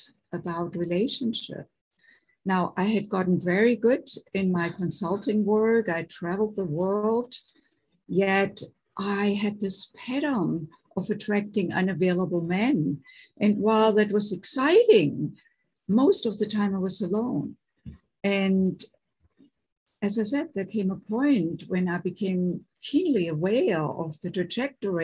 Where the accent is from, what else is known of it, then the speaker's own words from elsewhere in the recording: Germany; moved away as an adult; now in United States; I grew up in Germany, and I came in my late 20s to the United States